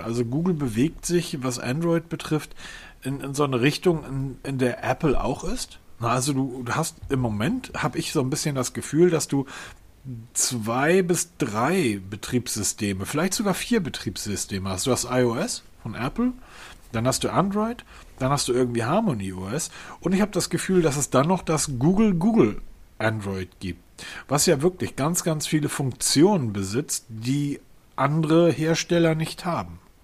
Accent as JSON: {"language": "German", "region": "Hamburg", "country": "Germany", "said": "Als Hamburger"}